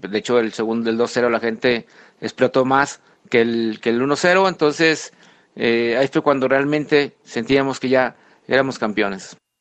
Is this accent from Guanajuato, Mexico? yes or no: yes; León, Guanajuato, Mexico; siendo leonés